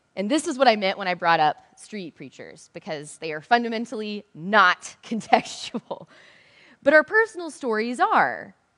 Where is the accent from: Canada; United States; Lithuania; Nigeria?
United States; the South; I'm from the South